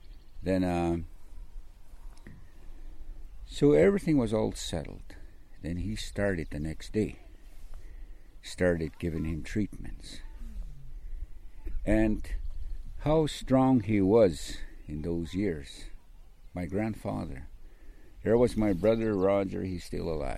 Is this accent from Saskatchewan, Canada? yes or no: no; Siksika Nation, Alberta, Canada; English is a second language; I didn't speak a word of English, nothing. I was raised up traditionally.